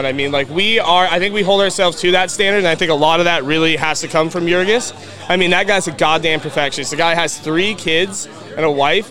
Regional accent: Bothell, Washington, United States; moved away as an adult; also born or lived in New Zealand; now in Spokane, United States; I'm from Bothell

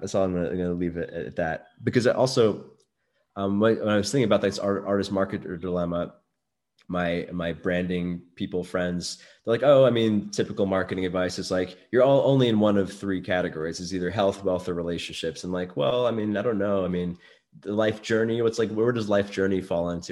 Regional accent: New York City, New York, United States; I grew up in Brooklyn

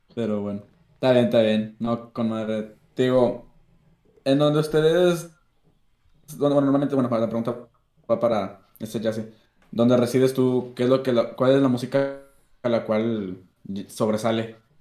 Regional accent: Laredo, Texas, United States; nací en lo que es Largo, Texas, para allá. Soy gringo. Mitad mexicano

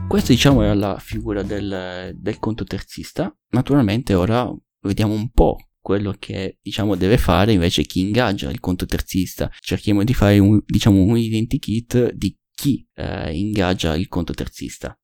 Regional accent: Sardinia, Italy; dalle mie parti, in, in Sardegna

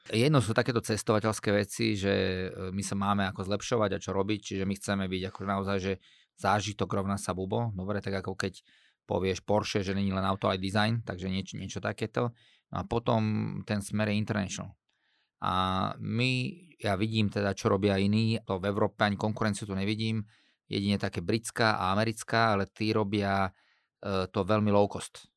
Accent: Slovakia

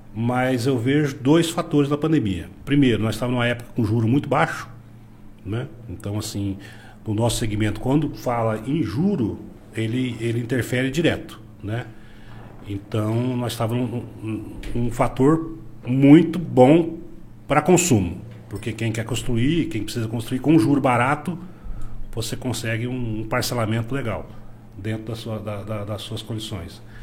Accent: Cascavel, Paraná, Brazil; moved away as an adult; also born or lived in Rio Verde, Goiás; now in Mineiros, Brazil; sou natural de Cascavel, no Paraná

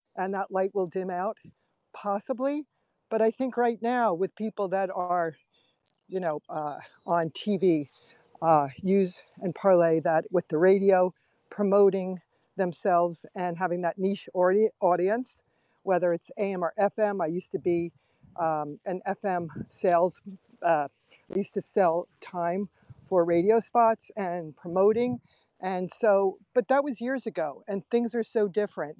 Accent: New York, United States; now in Pennsylvania, United States; as a little girl, we grew up in New York, and I would go to Broadway shows

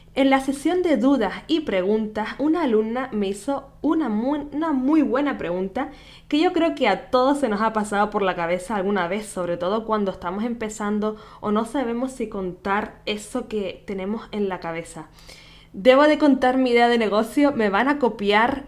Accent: Canary Islands, Spain; nacida en Canarias

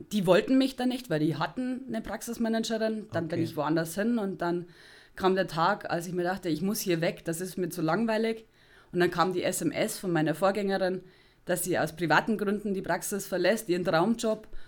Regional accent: Rosenheim, Bavaria, Germany; ich bin eine, ein, ein Kleinstadtmädchen. ich komme aus Rosenheim und pendel, genau.

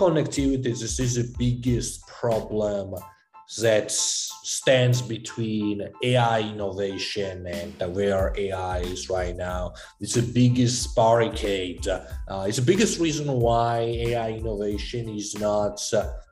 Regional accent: Georgia; moved away; I grew up in Eastern Europe, Republic of Georgia

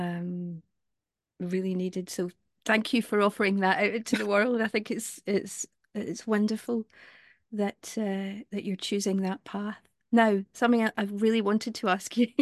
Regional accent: Glasgow, Scotland, United Kingdom; I come from Glasgow

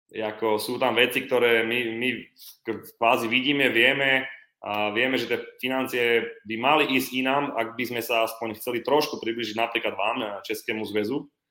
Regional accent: Slovakia; som 10 rokov reprezentoval Slovensko, tretí najlepší vlastne v histórii Slovenska

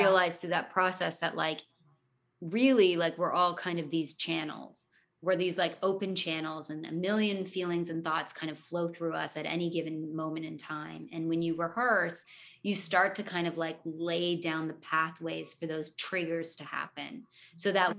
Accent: Toronto, Ontario, Canada; growing up in Toronto

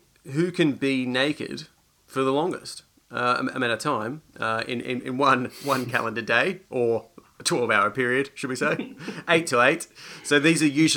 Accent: Australia; moved away; I grew up in Australia.

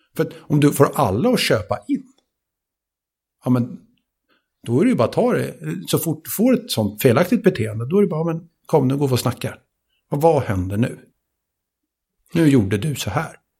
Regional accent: Sweden; jag är född i Sverige, och jag har svenska föräldrar

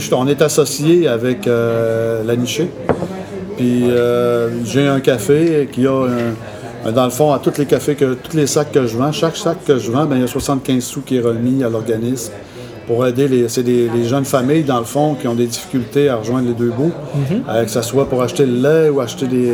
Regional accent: Manic-5, Quebec, Canada; suis sur la Côte-Nord. Je suis né à Manic 5, au pied du barrage de Manic 5.

